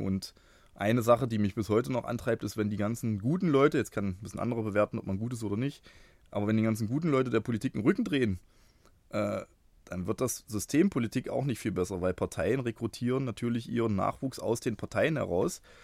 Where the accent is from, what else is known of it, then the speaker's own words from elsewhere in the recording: Bernburg, Saxony-Anhalt, Germany; moved away as an adult; also born or lived in Halle (Saale); now in Halle, Germany; Bin, ähm, geboren in Bernburg. Das ist gar nicht so weit weg von hier. Bin aber jetzt seit, äh, fast mehr als zwanzig Jahren hier in Halle unterwegs